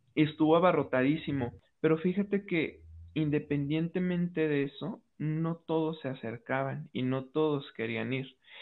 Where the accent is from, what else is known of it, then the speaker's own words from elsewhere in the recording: Mexico; como mexicanos